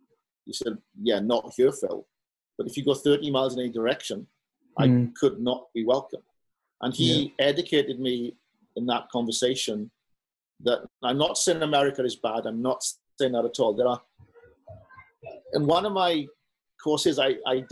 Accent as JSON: {"language": "English", "region": "Wales", "country": "United Kingdom", "also_born_or_lived": "Florida", "moved": "as an adult", "lives_now": "San Francisco, United States", "said": "I'm Welsh."}